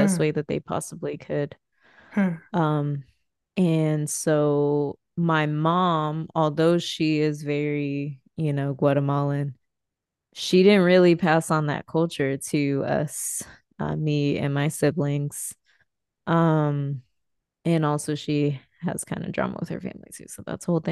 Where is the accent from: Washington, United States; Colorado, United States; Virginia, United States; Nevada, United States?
Colorado, United States; accent: American; also born or lived in Dominican Republic / Yucatan, Mexico; We grew up in Colorado